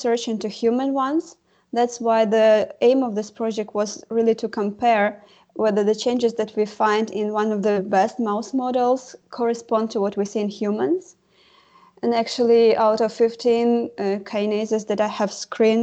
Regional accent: Ukraine; moved away as an adult; now in Germany; I come originally from Ukraine, where I got the medical education

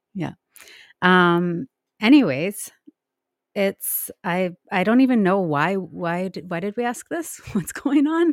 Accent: Nelson, British Columbia, Canada; I grew up in Nelson, B C

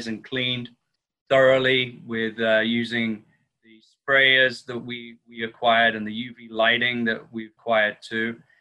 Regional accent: the north of England, United Kingdom; moved away as an adult; also born or lived in Miami Beach / Las Vegas; now in Santa Monica, United States; I'm also British from the north of England, transferred here to the US in 2002 with the Ian Schrager Hotels.

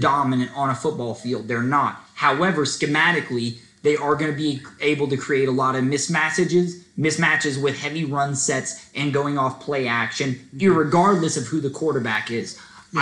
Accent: Atlanta, Georgia, United States; from Atlanta, and we rep the dirty South.

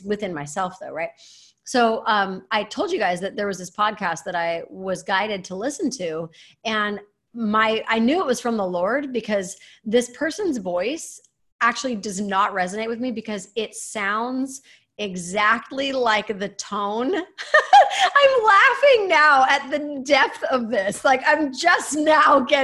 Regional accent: Utah, United States; moved away; I was raised in Utah

